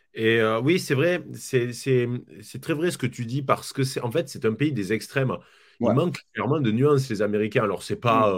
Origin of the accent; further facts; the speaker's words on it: France; chez nous en France